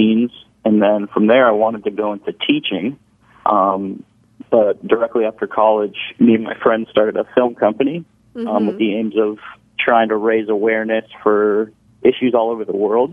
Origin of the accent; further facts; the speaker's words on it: Orange County, California, United States; also born or lived in San Diego, California; now in Hermosa Beach, United States; I grew up in Orange County, California